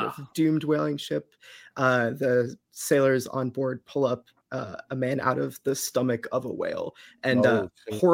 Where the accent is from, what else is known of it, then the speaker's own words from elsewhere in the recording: Eastern Massachusetts, United States; I am from Eastern Mass and have lived there pretty much my whole life